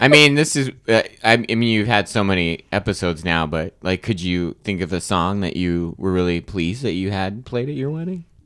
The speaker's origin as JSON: {"language": "English", "region": "Arizona", "country": "United States", "tie": "born or raised there", "said": "I'm from Arizona. My, my family, uh, I grew up in Arizona"}